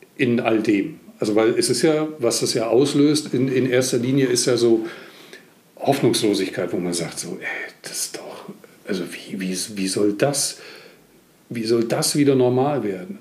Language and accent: German; East Germany, Germany; Ich bin im Osten groß geworden